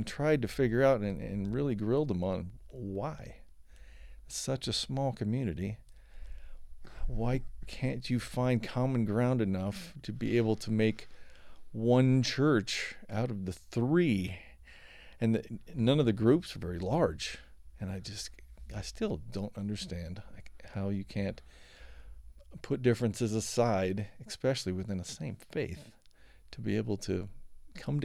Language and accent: English; Tucson, Arizona, United States; also born or lived in Phoenix; I lived in Tucson most of my life